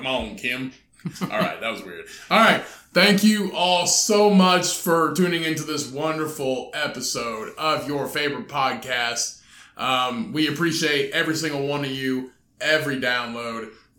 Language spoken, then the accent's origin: English; South Central Indiana, United States; when you're growing up in South Central Indiana, and you're a 7-year-old boy